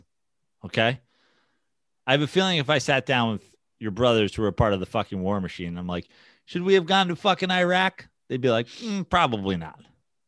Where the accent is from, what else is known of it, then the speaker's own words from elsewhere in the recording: United States; I'm from America